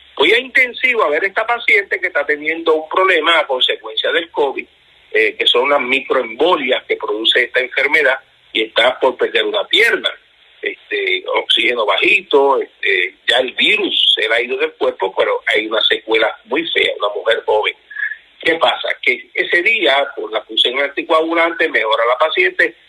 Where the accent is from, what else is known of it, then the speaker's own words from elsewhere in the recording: Puerto Rico; nos incluimos nosotros en Puerto Rico, que somos americanos